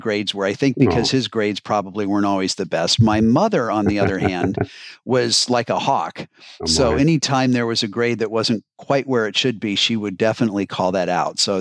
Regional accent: Boulder, Colorado, United States; also born or lived in Ann Arbor, Michigan; now in Cincinnati, United States; And when I was a year old, we moved to Boulder, Colorado, which is where I grew up.

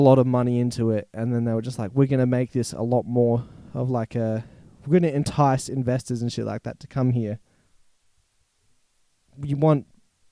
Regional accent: Australia; being an Australian

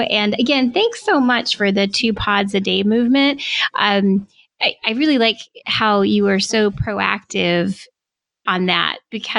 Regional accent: Washington, District of Columbia, United States; in my hometown in November for DC Podfest.

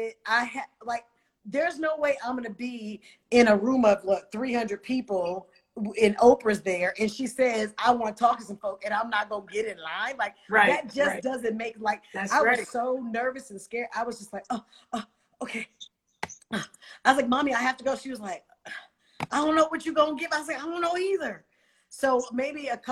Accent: Oakland, California, United States; I'm from Oakland

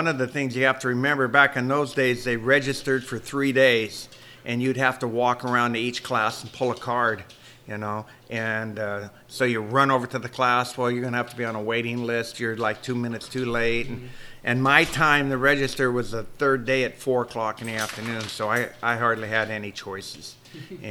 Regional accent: Hughson, California, United States; also born or lived in Modesto, California; moved to Houston, which is probably about 10 miles from here. Mm-hmm. Grew up in Houston on a dairy

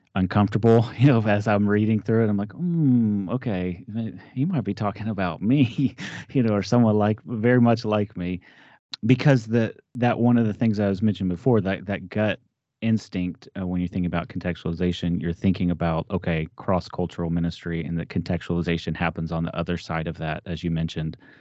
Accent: Texas, United States; moved away as an adult; now in Ohio, United States; I grew up in Texas

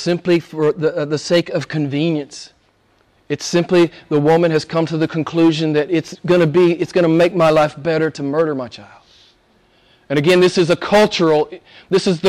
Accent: United States; moved away as an adult; Back in the States some years ago, I was very active in the pro-life movement. I spoke to different groups. I traveled all over my home state

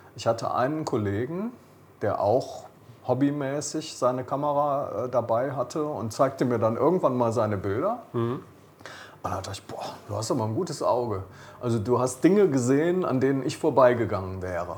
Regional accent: Rhineland, Germany; ich bin Rheinländer

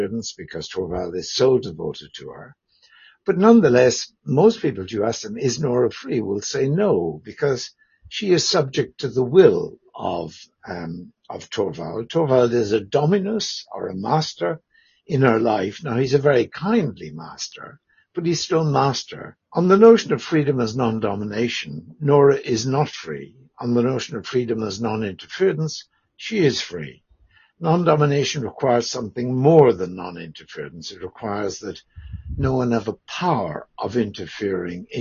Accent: Ireland; moved away as an adult; also born or lived in Belfast / Dublin / Cambridge / Canberra; I'm Irish by background

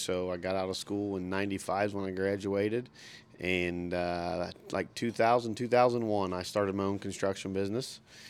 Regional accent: Batesville, Indiana, United States; also born or lived in Oldenburg, Indiana; I was born right here in Batesville, and went to grade school at the Oldenburg School. I lived in Oldenburg, so I went to the school there in Oldenburg to the fifth grade, and then Batesville Middle School and Batesville High School is where I graduated from.

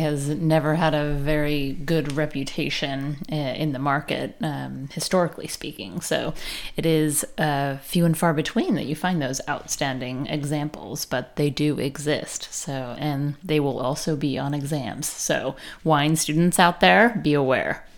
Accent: Chico, California, United States; Chico, which loyal listeners will know that is my hometown.

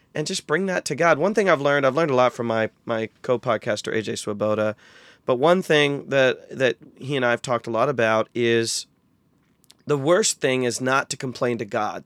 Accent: North Central Ohio, United States; I actually was born and raised in North Central Ohio

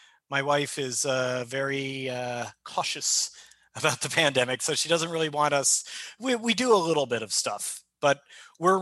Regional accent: United States; I'm an American

